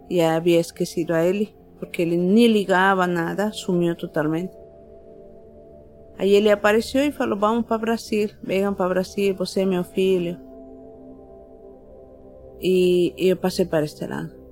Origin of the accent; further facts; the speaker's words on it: La Paz, Bolivia; Portuguese is a second language; now in Brazil; Eu sou de La Paz, Bolívia.